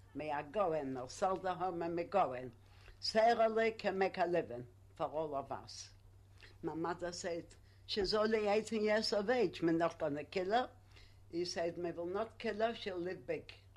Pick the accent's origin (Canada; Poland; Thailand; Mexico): Poland; English is a second language; now in United Kingdom; I come from Poland. I couldn't speak English